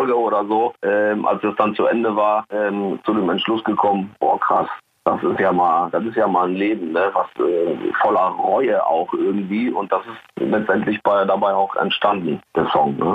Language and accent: German; Recklinghausen, North Rhine-Westphalia, Germany; Ich stand auch mal kurz davor in meiner Heimatstadt Recklinghausen